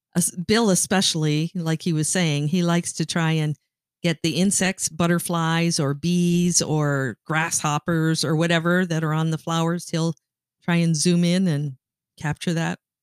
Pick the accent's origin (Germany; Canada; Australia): Canada; moved away as an adult; now in Michigan, United States; I grew up in Canada and moved to Michigan when you and I got married